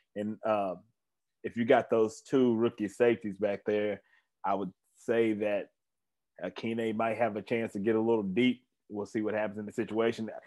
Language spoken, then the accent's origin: English; Tennessee, United States; come out here to Tennessee, come on back to my hometown